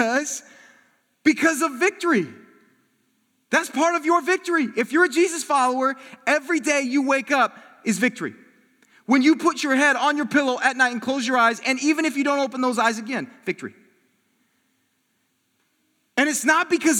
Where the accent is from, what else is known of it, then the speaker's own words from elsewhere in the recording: South Bend, Indiana, United States; moved away; I'm from South Bend